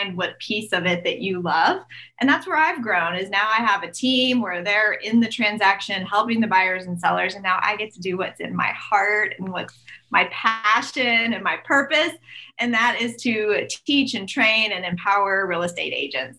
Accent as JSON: {"language": "English", "town": "Tulsa", "region": "Oklahoma", "country": "United States", "said": "I am from Tulsa, Oklahoma"}